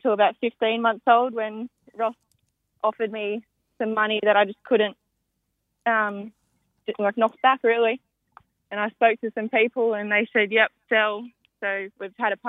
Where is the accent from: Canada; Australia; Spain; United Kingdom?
Australia; Hunter Valley, New South Wales; I've just been around the Hunter Valley my whole life